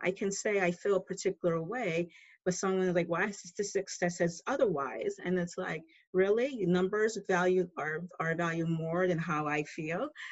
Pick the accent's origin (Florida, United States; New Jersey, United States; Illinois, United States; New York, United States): New York, United States; New York City; I'm originally from New York City